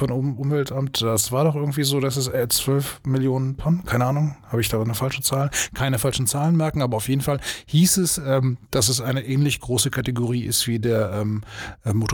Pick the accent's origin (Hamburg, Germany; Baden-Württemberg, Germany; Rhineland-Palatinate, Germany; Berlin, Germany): Baden-Württemberg, Germany; Blankenloch; Unser Spöcker? Nö, ich bin aus Blankenloch.